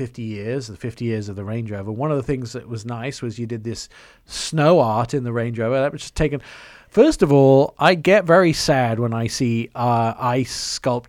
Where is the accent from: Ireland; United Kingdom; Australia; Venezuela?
United Kingdom; England; moved away as an adult; also born or lived in Canada; now in United States; I grew up in England